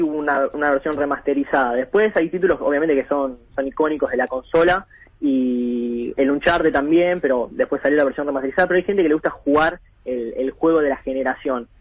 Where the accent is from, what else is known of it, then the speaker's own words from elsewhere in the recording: Buenos Aires, Argentina; yo crecí en Capital